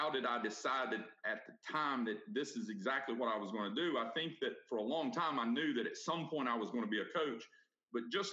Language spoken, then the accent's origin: English; Brevard, North Carolina, United States; that was my hometown